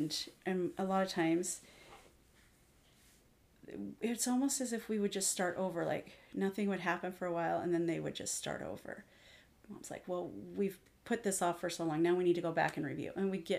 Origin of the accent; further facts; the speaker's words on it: Missouri, United States; now in Washington, United States; So I moved out here to Washington from Missouri.